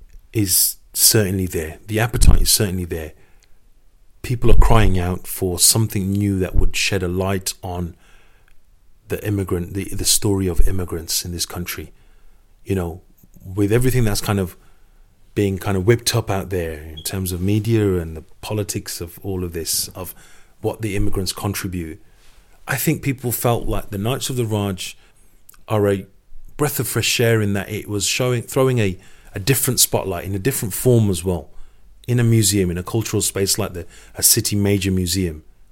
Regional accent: Sparkbrook, West Midlands, United Kingdom; Sparkbrook has been a classic example. I was born and raised in Sparkbrook.

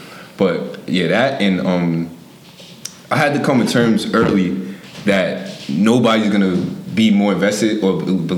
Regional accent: Yonkers, New York, United States; growing up in Yonkers

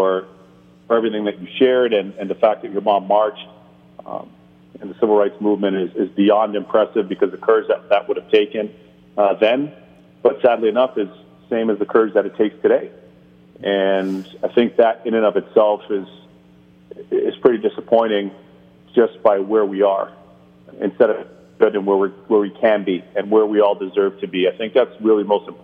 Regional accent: Canada; moved away as an adult; also born or lived in Barbados (ancestry); now in United States; Caribbean blood, and then be raised in Canada and learn the game in Canada and play the game in Canada

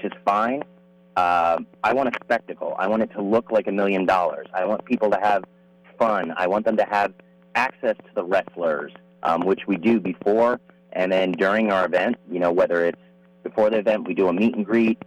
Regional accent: New Jersey, United States; now in California, United States; I grew up in New Jersey

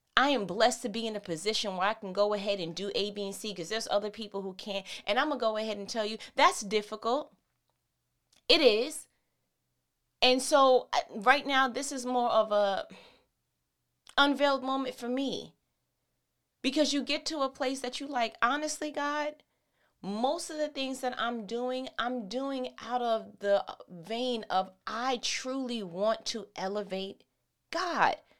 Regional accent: New York City, New York, United States; that's where I'm from

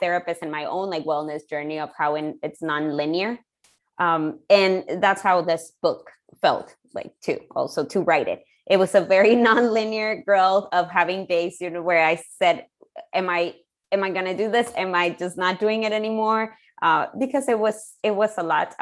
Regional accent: Ciudad Juárez, Chihuahua, Mexico; moved away; growing up in Mexico

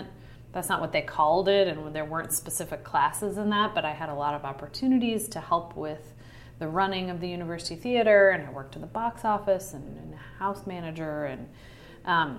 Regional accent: Kansas, United States; moved away as an adult; now in Minneapolis, United States; I'm from Kansas originally

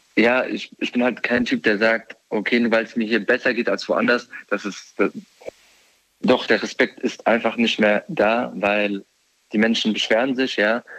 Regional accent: near Frankfurt, Hesse, Germany; ich komme aus der Umgebung von Frankfurt

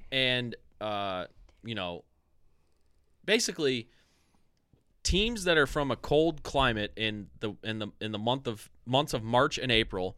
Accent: Strongsville, Ohio, United States; when we were kids, we grew up in s, we grew up in Strongsville

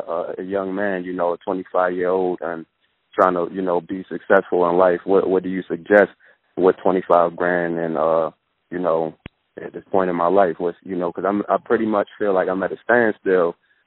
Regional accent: Baltimore, Maryland, United States; moved away as an adult; also born or lived in San Diego; now in Maricopa, United States; I'm actually from Baltimore, so I just actually moved on the West Coast about 8 months ago.

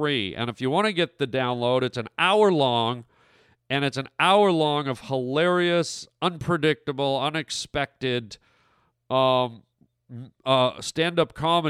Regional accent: Canada; moved away; my home country of Canada

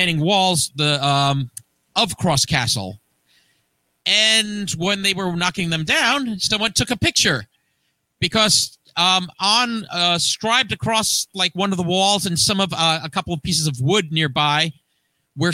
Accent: Hackensack, New Jersey, United States; my hometown of Hackensack, New Jersey

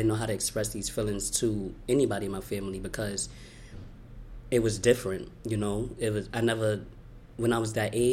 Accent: New York City, New York, United States; I was born in Brooklyn, New York. I was born here

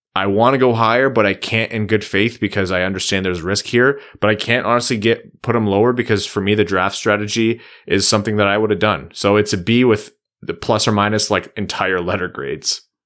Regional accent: Windsor, Ontario, Canada; out of Windsor, uh, in the O H L, my hometown

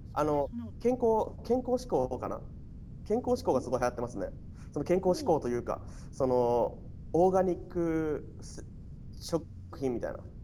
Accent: Osaka, Japan; now in Canada; 日本はね、えー、あの大阪です。

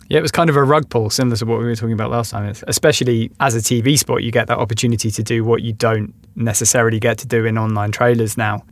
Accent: London, United Kingdom; as a Londoner

